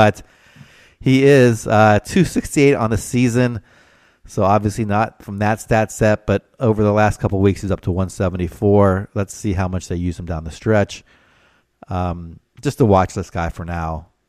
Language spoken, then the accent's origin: English; Chicago, Illinois, United States; I thought my hometown Bulls